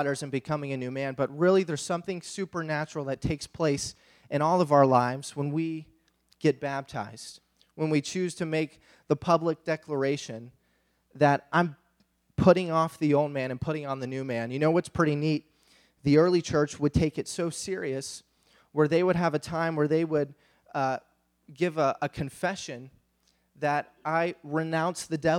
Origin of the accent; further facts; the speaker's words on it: Kentucky, United States; we're from America, we're from Kentucky.